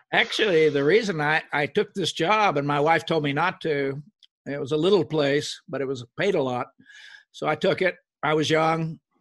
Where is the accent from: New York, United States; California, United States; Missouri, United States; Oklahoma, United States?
Oklahoma, United States; moved away; I grew up in Oklahoma, a little farm